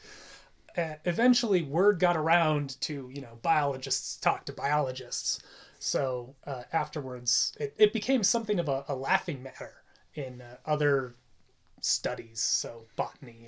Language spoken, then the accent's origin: English; United States; as an American